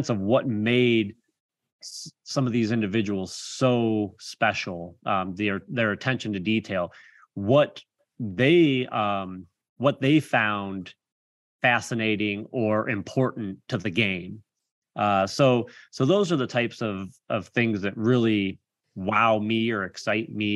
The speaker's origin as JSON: {"language": "English", "town": "Canton", "region": "Ohio", "country": "United States", "tie": "born or raised there", "said": "I was born and raised in Canton, Ohio"}